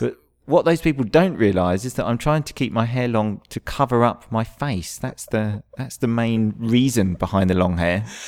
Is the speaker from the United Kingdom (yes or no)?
yes; England, United Kingdom; moved away as an adult; I'm English. I've just moved here.